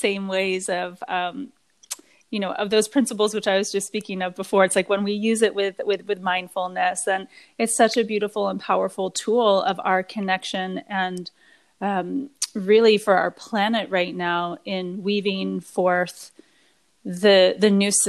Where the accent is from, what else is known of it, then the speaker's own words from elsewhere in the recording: British Columbia, Canada; I was blessed at a young age to have a lot of nature time on Vancouver Island, which is, I'm from British Columbia, Canada